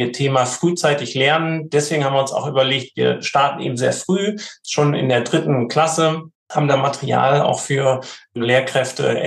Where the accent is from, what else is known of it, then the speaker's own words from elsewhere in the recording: Hamburg, Germany; Ich wohne auch in Hamburg, wir kommen alle aus Hamburg